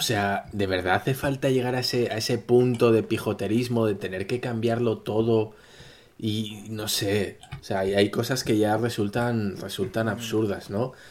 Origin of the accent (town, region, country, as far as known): Spain